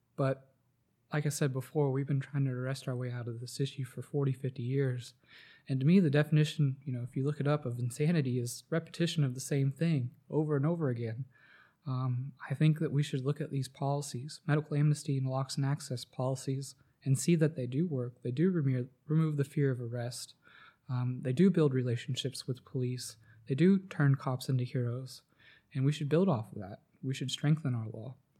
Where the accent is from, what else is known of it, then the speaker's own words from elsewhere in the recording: Atlanta, Georgia, United States; I grew up around Atlanta